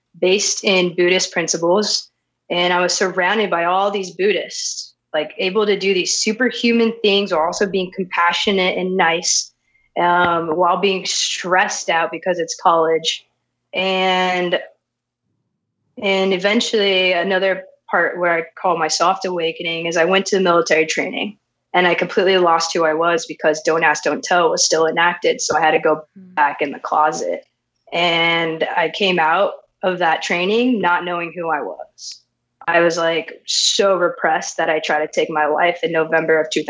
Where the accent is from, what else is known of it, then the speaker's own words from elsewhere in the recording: Las Vegas, Nevada, United States; I was born and raised in Las Vegas, Nevada